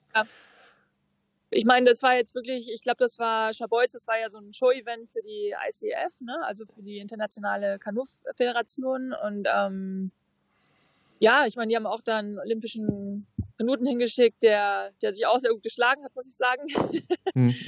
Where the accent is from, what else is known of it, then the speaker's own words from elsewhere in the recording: Fuerteventura, Canary Islands, Spain; auf Fuerteventura, da haben wir einen Hafen, da ist eigentlich immer flaches Wasser und daneben ist Rocky Point. Das ist eigentlich so der Spot, wo ich angefangen habe mit, mit Wellenreiten, wo ich groß geworden bin auch